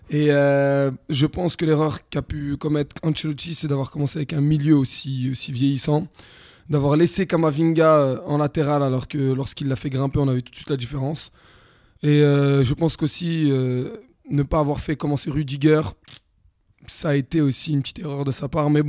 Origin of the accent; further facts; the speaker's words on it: Italy; moi je suis italien aussi.